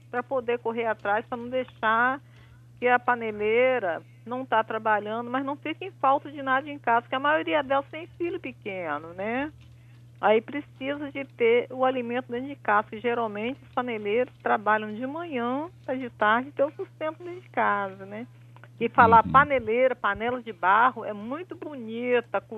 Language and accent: Portuguese; Vitória, Espírito Santo, Brazil; Não, sou de Vitória, do Espírito Santo.